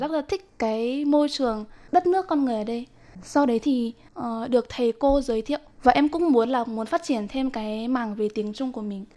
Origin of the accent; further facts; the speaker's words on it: Nghệ An, Vietnam; moved away as an adult; now in Taiwan; Em đến từ Nghệ